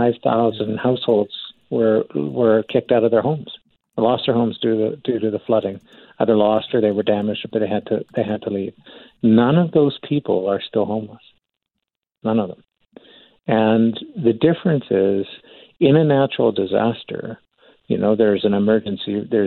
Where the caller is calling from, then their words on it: Calgary, Alberta, Canada; Now, I'm calling in from Calgary. 2013, we had a flood here